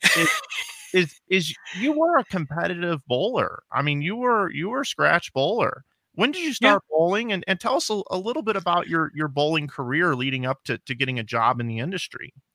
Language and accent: English; St. Louis, Missouri, United States; I'm from St. Louis, so I'm a Cardinal guy.